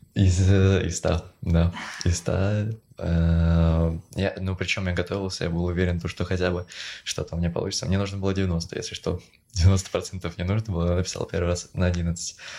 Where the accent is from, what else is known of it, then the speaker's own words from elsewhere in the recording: Moscow, Russia; moved away as an adult; also born or lived in Czech Republic; now in Prague, Czech Republic; я в Москве сколько, 11 лет учился в средней школе